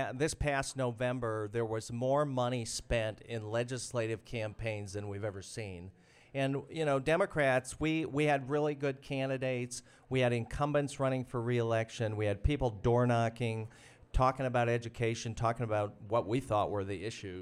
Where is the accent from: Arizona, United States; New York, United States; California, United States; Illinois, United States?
Illinois, United States; Moline; now in Iowa City, United States; I grew up in the Quad Cities, Rock Island, Moline